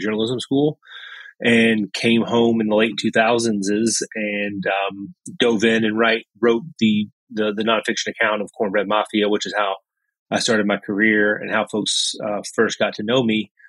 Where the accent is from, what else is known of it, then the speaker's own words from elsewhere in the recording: Lebanon, Kentucky, United States; I'm from Lebanon in Marion County. Uh, graduate of Marion County High School